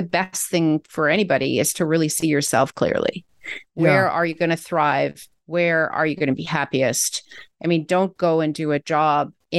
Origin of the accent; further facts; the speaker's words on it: Canada; I'm a Canadian citizen doing work in the States.